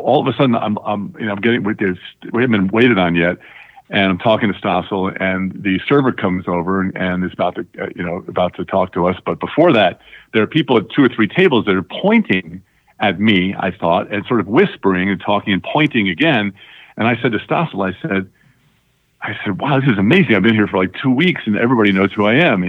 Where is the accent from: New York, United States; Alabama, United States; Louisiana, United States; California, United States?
New York, United States; Long Island; growing up on Long Island was a great life